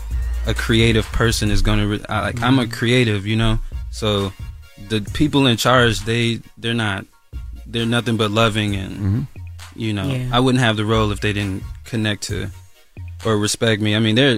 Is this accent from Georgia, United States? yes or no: yes; Lithonia, Georgia, United States; I grew up in Lithonia, Georgia. I used to have two pairs of sneakers.